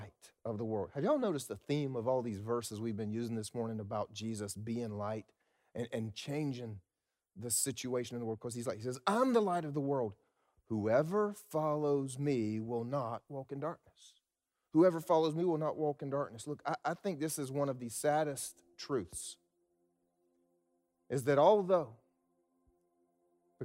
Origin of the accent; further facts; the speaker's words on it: South Carolina, United States; I was raised in South Carolina, and we South Carolinians are some proud people.